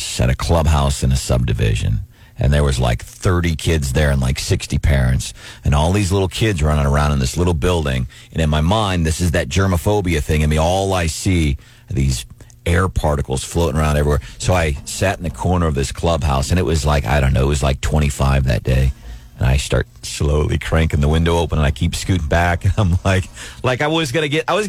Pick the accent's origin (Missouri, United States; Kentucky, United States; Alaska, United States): Missouri, United States; St. Louis; moved away as an adult; also born or lived in Lafayette, Indiana; growing up in St. Louis and working in the St. Louis area